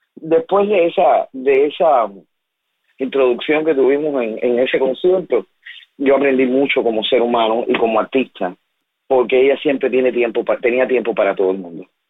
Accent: Cuba; mi país

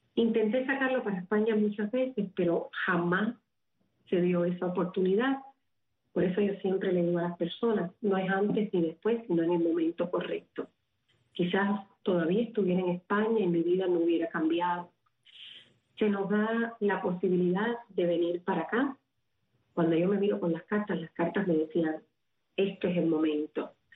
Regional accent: Havana, Cuba; moved away; nací en La Habana, en el seno de una familia muy, muy humilde, pero en el centro

